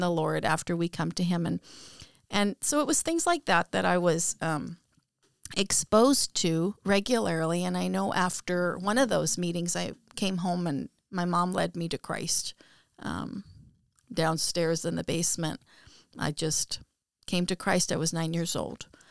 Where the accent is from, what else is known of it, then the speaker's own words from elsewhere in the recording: Abbotsford, British Columbia, Canada; also born or lived in Aldergrove; I grew up in Abbotsford in British Columbia, Canada. And I grew up in Aldergrove.